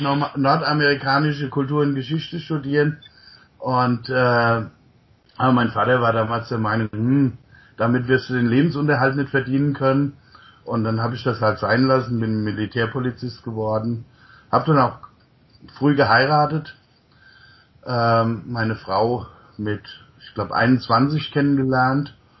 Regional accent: near Mainz, Rhineland-Palatinate, Germany; also born or lived in Untertaunus, Hesse / United States; ich bin im Untertaunus geboren, in einem kleinen Dorf, damals 150 Einwohner und äh, bin in der Nähe von Mainz aufgewachsen

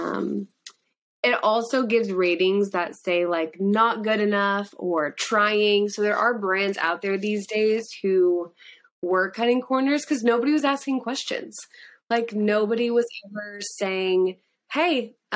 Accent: Australia; I'm Australian

